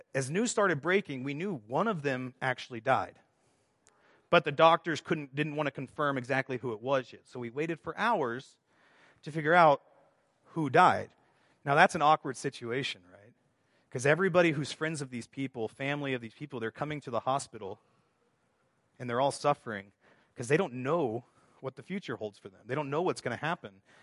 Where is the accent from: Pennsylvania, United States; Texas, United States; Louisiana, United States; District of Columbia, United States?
Texas, United States; moved away; also born or lived in Estonia; I grew up in Texas